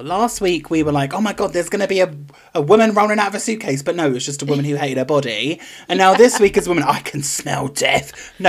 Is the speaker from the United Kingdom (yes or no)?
yes; England, United Kingdom; And I'm from England, and I don't know. I know where I live. Ooh, and London.